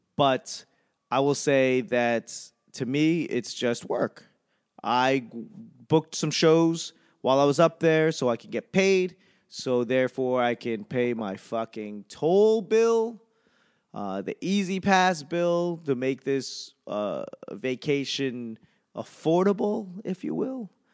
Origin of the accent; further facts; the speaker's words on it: New England, United States; moved away; The longer I am away from New England, the more I feel like a tourist there